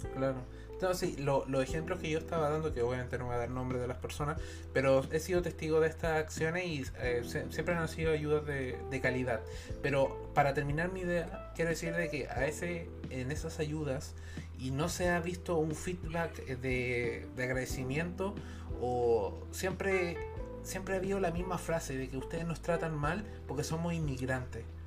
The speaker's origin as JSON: {"language": "Spanish", "country": "Chile", "said": "como pueblo chileno"}